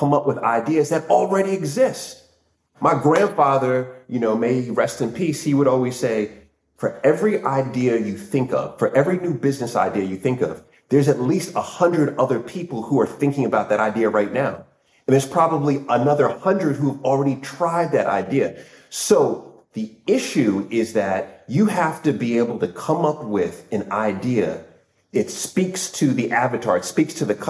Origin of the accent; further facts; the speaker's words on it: Northern Virginia, United States; moved away as an adult; also born or lived in New York / Washington, D.C.; now in London, United Kingdom; I was born in New York, right? And at a young age, my family and I moved to Northern Virginia